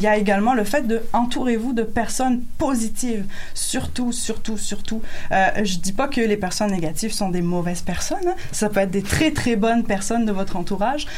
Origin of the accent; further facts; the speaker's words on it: France; moved away as an adult; now in Quebec, Canada; je suis française